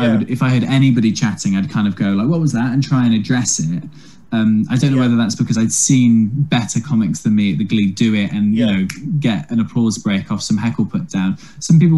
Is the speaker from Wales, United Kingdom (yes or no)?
yes; Wales, United Kingdom; I'm from Wales.